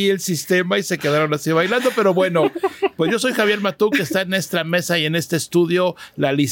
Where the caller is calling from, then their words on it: Mexico City, Mexico; Hola, ¿qué tal? … de la Ciudad de México y únicamente los quería felicitar por su podcast.